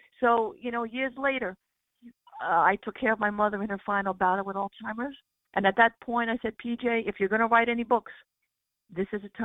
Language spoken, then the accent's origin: English; Lake Ronkonkoma, New York, United States; I grew up in Lake Ronkonkoma